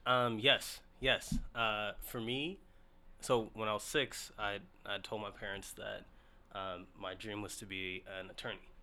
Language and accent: English; Seattle, Washington, United States; also born or lived in Ethiopia; moved out to straight to Seattle, and I've mm. been in Seattle ever since. Mm-hmm. I did high school, college, first official job located at Seattle